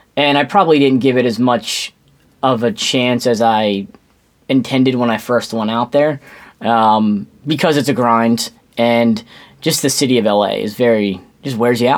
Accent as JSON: {"language": "English", "region": "New Jersey", "country": "United States", "tie": "born or raised there", "also_born_or_lived": "Tampa, Florida / Houston, Texas", "accent": "East Coast", "said": "I grew up in South Jersey. We lived a little bit for a short time in North Jersey"}